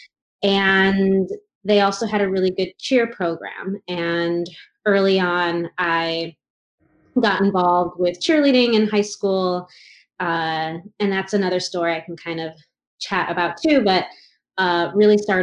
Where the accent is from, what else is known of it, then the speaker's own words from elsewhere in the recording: Chicago, Illinois, United States; now in Santa Monica, United States; I grew up in the outer suburbs of the Chicagoland area